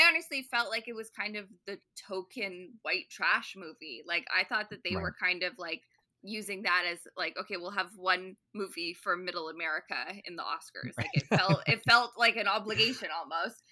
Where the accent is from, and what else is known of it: Ottawa, Ontario, Canada